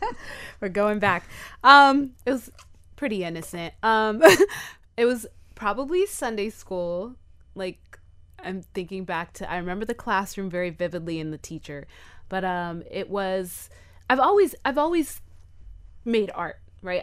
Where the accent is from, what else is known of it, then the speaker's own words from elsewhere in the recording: Miami, Florida, United States; we're from Miami